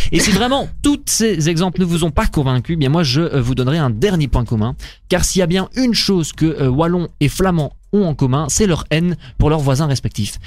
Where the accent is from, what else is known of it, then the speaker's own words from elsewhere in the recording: Belgium; je suis belge, mais techniquement, mon père est flamand et ma mère est française